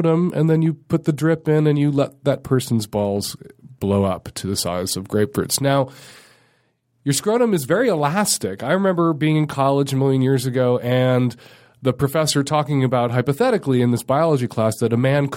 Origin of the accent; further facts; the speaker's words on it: Chicago, Illinois, United States; now in Seattle, United States; I grew up in Chicago